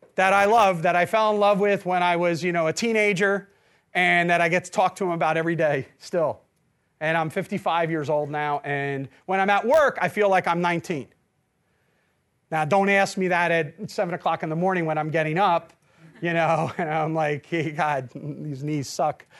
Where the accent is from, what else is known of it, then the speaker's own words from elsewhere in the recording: New Jersey, United States; I'm from New Jersey